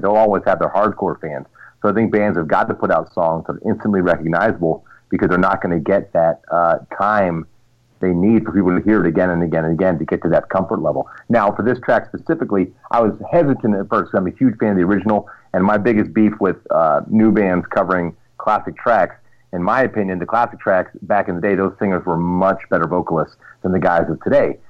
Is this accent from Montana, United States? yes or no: no; Pittsburgh, Pennsylvania, United States; my hometown